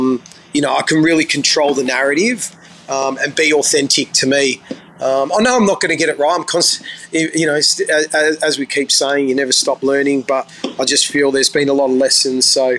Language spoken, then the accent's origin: English; Australia; there's something special about the being an Aussie boy, because we're taught to be open-minded, you know, because we're so multicultural here.